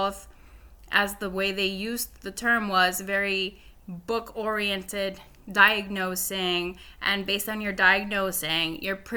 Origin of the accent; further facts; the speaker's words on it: Honduras; moved away; also born or lived in Nicaragua; I grew up in Honduras. I'm actually from Nicaragua, but I did high school in Honduras